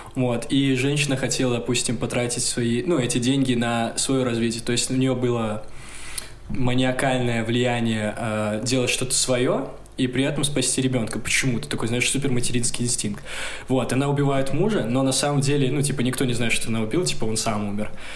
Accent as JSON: {"language": "Russian", "town": "Gomel", "region": "Gomel Region", "country": "Belarus", "tie": "born or raised there", "moved": "yes"}